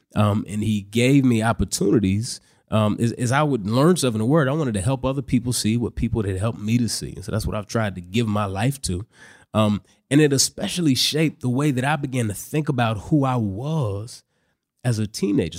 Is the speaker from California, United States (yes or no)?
no; Dallas, Texas, United States; moved away; I grew up in Dallas, Texas. That's where I currently live. I just moved back to Dallas about a year ago